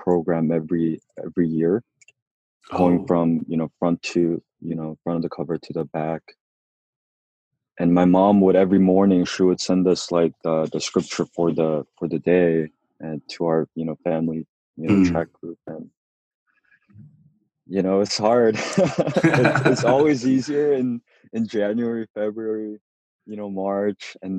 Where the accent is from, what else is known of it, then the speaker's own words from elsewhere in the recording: Southern California, United States; moved away as an adult; also born or lived in Korea / San Francisco; now in New York, United States; Grew up in Southern California, born and raised, but we went out to Korea when I was younger and lived there for about 6 years